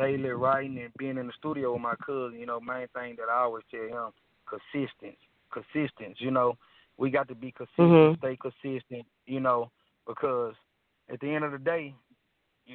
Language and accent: English; Mississippi, United States; I was born and raised in Mississippi